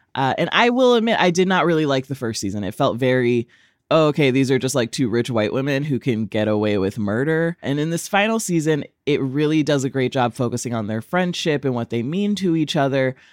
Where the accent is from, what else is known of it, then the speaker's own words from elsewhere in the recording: DeSoto, Texas, United States; moved away; I'm from Dallas